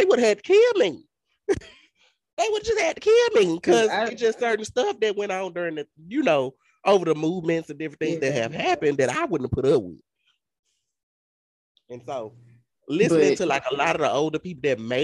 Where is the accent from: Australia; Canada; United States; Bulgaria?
United States; Mississippi; we're from Mississippi. And being that we're from Mississippi